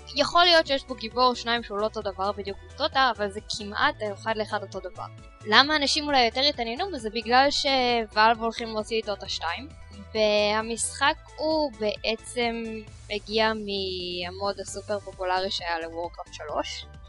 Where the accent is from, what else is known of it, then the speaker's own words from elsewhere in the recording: Israel; שאנחנו ישראלים